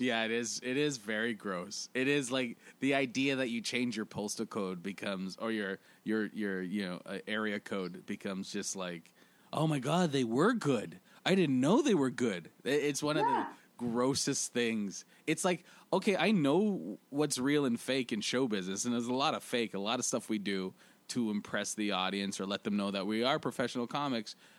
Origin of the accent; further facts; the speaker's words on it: Canada; now in Toronto, Canada; as Canadian comics